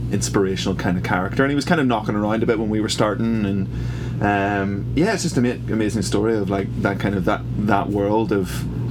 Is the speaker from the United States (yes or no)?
no; Northern Ireland, United Kingdom; we are as people from Northern Ireland